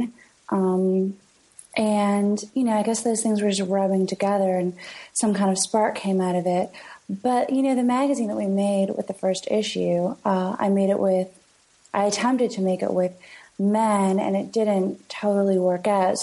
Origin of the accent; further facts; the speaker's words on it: London, Ontario, Canada; moved away as an adult; also born or lived in Kingston, Ontario / Toronto; now in New York, United States; where I'm from is London, Ontario, which is 2 hours away from Toronto. And I also spent 7 years growing up in Kingston